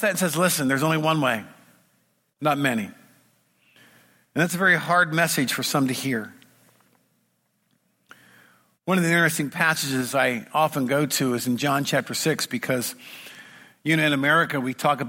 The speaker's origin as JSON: {"language": "English", "country": "United States", "said": "I come from Washington"}